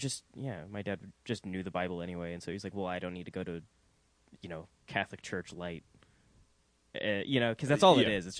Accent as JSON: {"language": "English", "region": "Scotland", "country": "United Kingdom", "tie": "born or raised there", "said": "Yeah, I was raised in Scotland."}